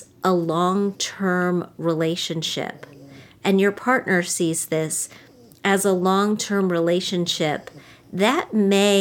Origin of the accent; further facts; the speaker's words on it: West Virginia, United States; I'm from West Virginia. I'm from a state where people got married really early.